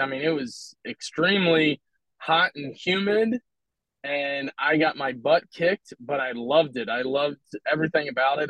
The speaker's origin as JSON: {"language": "English", "town": "Philadelphia", "region": "Pennsylvania", "country": "United States", "moved": "yes", "lives_now": "Omaha, United States", "said": "I'm from Philadelphia originally"}